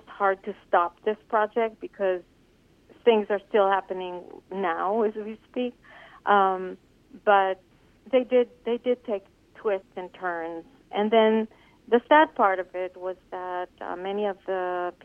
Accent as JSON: {"language": "English", "country": "Israel", "tie": "born or raised there", "moved": "yes", "said": "when I grew up in Israel"}